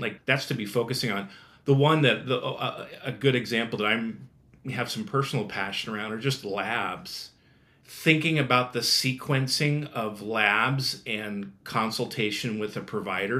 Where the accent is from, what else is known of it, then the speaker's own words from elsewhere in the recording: Nebraska, United States; grew up in the Midwest. I think it's always good to say that I'm from Nebraska